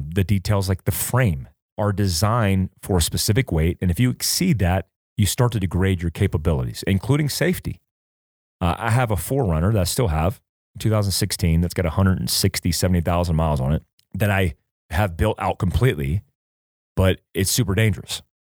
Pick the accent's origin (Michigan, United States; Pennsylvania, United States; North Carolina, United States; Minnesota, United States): North Carolina, United States; I grew up in North Carolina